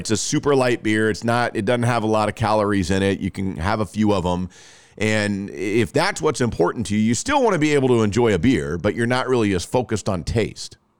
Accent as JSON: {"language": "English", "town": "Rockwall", "region": "Texas", "country": "United States", "tie": "born or raised there", "said": "Rockwall, my hometown"}